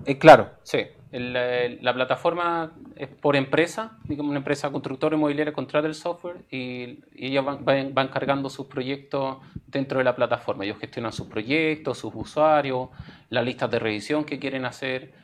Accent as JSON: {"language": "Spanish", "country": "Chile", "said": "como cultura chilena"}